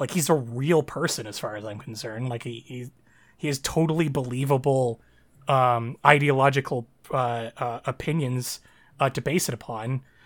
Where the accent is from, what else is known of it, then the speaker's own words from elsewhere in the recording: Canada; Canada's kind of in a weird spot because, you know, we're, since you know, we're a predominantly, like, white nation.